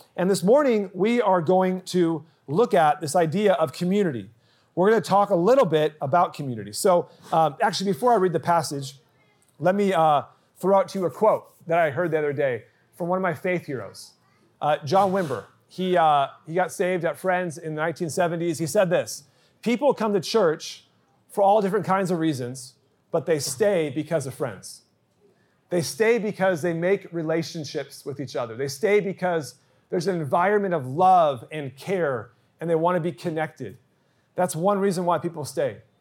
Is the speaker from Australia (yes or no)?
no; Santa Barbara, California, United States; moved away as an adult; also born or lived in San Diego; now in Eastvale, United States; I actually ditched church when I was growing up in Santa Barbara.